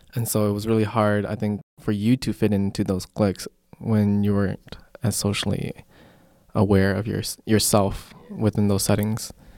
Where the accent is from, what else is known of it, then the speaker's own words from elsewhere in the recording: Colorado, United States; moved away; we came from Colorado